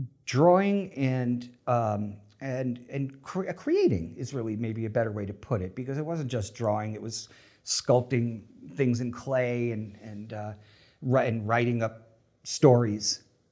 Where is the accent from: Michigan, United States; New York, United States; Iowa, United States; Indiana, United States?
New York, United States; Long Island; Yeah, I grew up on Long Island, which is off of New York, the North Shore of Long Island, which is part of the reason I don't have the Long Island accent.